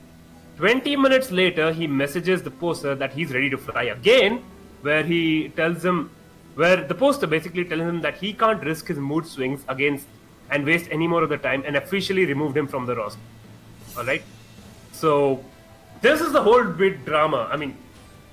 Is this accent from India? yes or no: yes; India; I'm an Indian